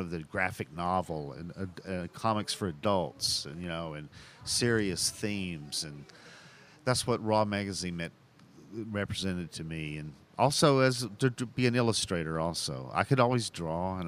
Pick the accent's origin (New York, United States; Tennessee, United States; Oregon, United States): Tennessee, United States; Chattanooga; now in Los Angeles, United States; I naturally wanted to come back to my hometown and do one about Chattanooga, you know, because that's my favorite stories. That's my favorite history, and it's the place I grew up.